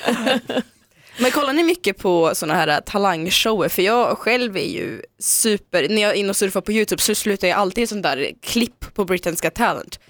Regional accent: Dalarna County, Sweden; moved away; also born or lived in Omsk, Russia; jag åkte då till min gamla hemby i Dalarna där jag växte upp

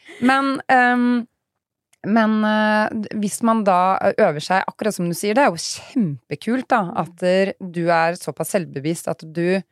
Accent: Fredrikstad, Østfold, Norway; now in Sarpsborg, Norway; jeg dro fra Fredrikstad til Sarpsborg

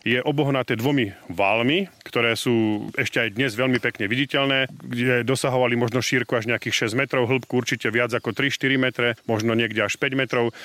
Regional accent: Nová Baňa, Banská Bystrica Region, Slovakia; U nás v Novej Bani je to veľká zvláštnosť

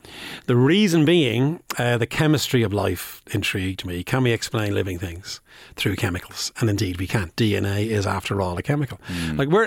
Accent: Bray, Leinster, Ireland; I'm from Bray, County Wicklow.

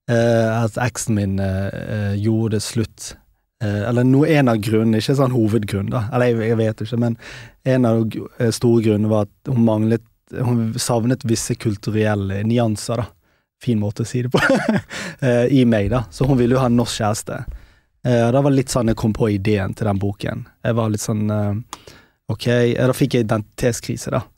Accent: Pakistan; born there; Nei, altså- jeg er født i Pakistan.

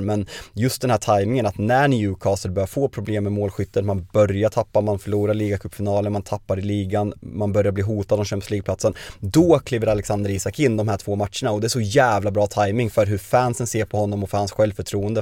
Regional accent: Sweden

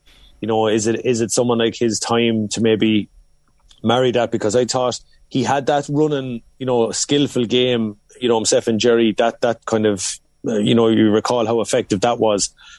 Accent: Cork, County Cork, Ireland; born there; No, I'd say my only connection was I was born in Cork

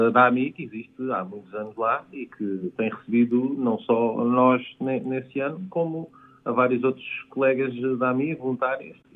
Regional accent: Guinea-Bissau; Eu vim da Guiné-Bissau.

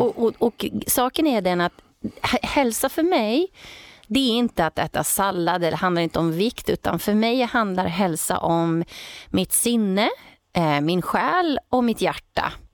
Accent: Åtvidaberg, Östergötland, Sweden; där jag också bodde då i Åtvidaberg där jag växte upp som ligger i Östergötland

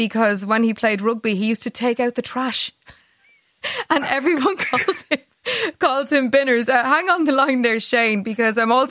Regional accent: Dublin, Leinster, Ireland; I grew up in Finglas where every single fellow had a nickname

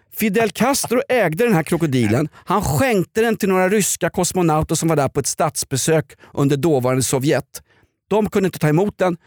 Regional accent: Sweden; som svensk gammal gråsosse

